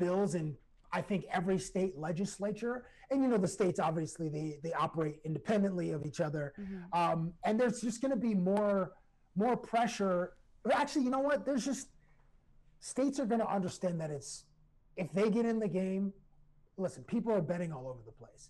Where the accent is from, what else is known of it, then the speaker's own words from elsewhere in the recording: Toronto, Ontario, Canada; I'm from Toronto